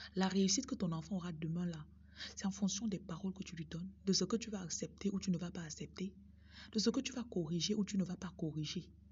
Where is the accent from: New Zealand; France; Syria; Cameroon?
Cameroon; Bafoussam, West; J'ai grandi au Cameroun, dans la ville de Bafoussam